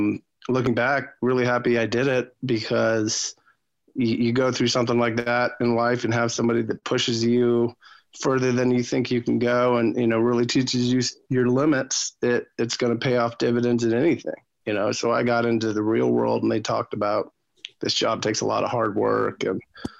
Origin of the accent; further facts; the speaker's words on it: Michigan, United States; also born or lived in Netherlands; I was from Michigan, where the automotive industry hit it significantly hard.